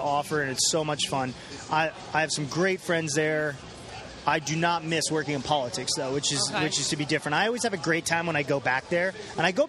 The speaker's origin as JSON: {"language": "English", "town": "Temecula", "region": "California", "country": "United States", "tie": "born or raised there", "also_born_or_lived": "Washington, D.C.", "moved": "yes", "said": "I grew up in Temecula, California, which is in Southern California."}